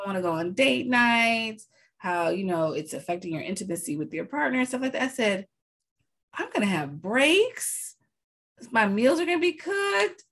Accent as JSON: {"language": "English", "country": "United States", "said": "I'm American."}